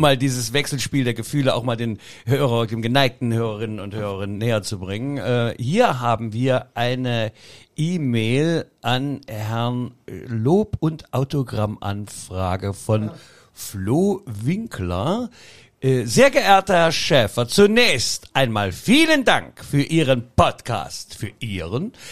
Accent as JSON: {"language": "German", "region": "Saxony", "country": "Germany", "accent": "Sächsisch (Saxon)", "said": "das Sächsische von mir"}